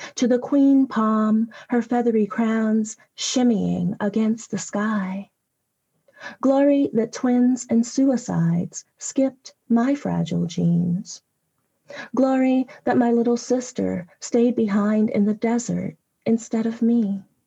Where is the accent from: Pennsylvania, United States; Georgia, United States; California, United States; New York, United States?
California, United States; accent: Southwestern; I'm from California. I was born in California